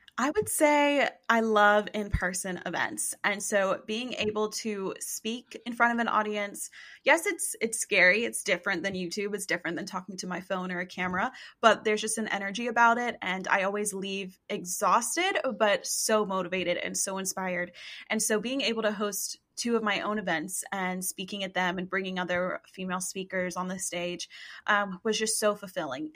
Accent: East Tennessee, United States; I am a girl from East Tennessee

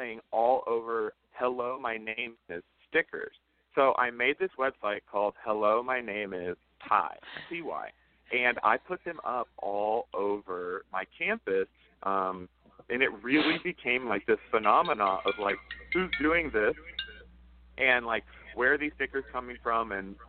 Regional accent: Houston, Texas, United States; moved away as an adult; now in New York City, United States; I'm from Houston

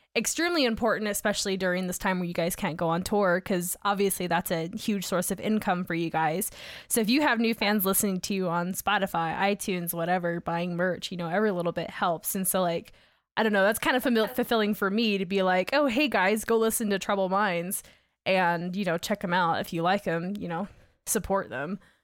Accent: Augusta, Georgia, United States; now in Salt Lake City, United States; where I grew up in Georgia, which it was Augusta, which is just a golf town

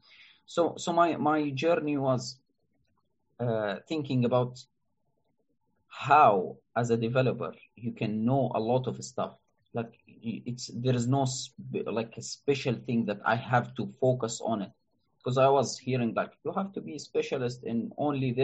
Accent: Jordan; I'm from Jordan, a country in the Middle East

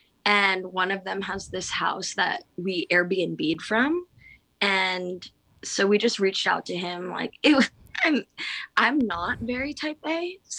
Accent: Philippines; I think that might have to do with like being Filipino, island energy, and like my dad moved back to the Philippines and we FaceTime and we have the same background.

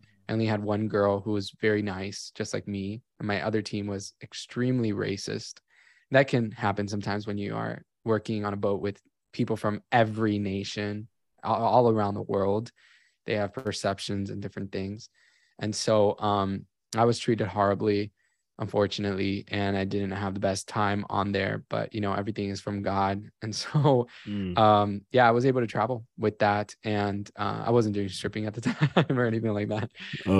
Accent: Miami, Florida, United States; And I grew up in Miami. My family was always doing cruise ships all the time.

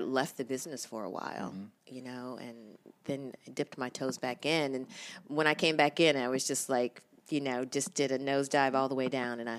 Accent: St. Louis, Missouri, United States; born there; also born or lived in Michigan / Oklahoma City; And so we lived in Michigan, St. Louis. St. Louis is where I was born. I hail from the Midwest. Oklahoma City, you know, and beyond.

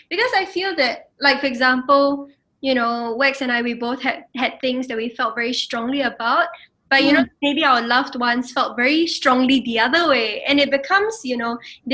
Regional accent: Singapore; my own identity as a Singaporean

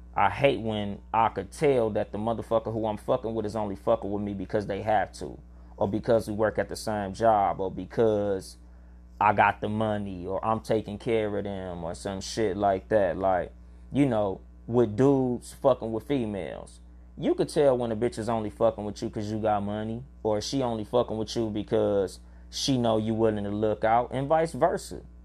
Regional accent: California, United States; I'm from California

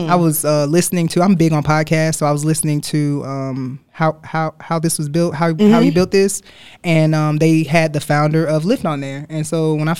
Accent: Athens, Georgia, United States; accent: country; also born or lived in Livingston, New Jersey; I moved to Athens when I was two. So I say that I'm from Athens

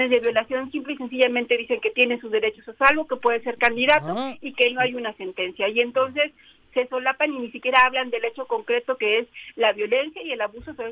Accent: Puebla, Mexico; now in Mexico City, Mexico; Yo soy poblana, pero ah. ya más chilanga que poblana. Ah. ya, ya, ya con muchos años de vivir en la Ciudad de México, pero nacida en Puebla, Puebla.

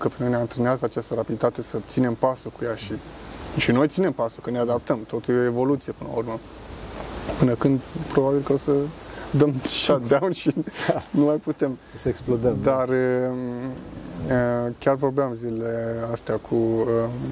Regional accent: Craiova, Dolj, Romania; moved away as an adult; now in Zurich, Switzerland; eu vin din Craiova, dar uh, lucrez în Zurich

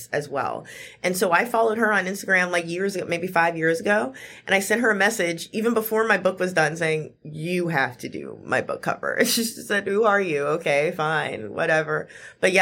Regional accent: Memphis, Tennessee, United States; I'm from North Memphis

